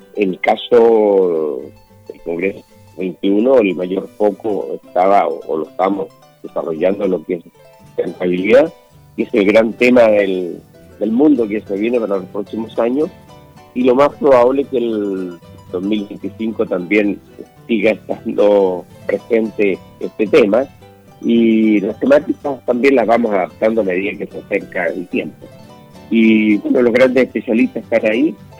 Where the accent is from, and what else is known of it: Chile